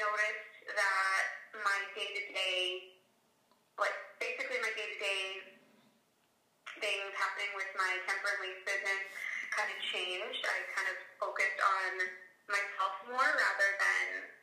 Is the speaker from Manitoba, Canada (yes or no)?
yes; Winnipeg, Manitoba, Canada; now in High River, Canada; I live in High River, Alberta, but I'm originally from Winnipeg.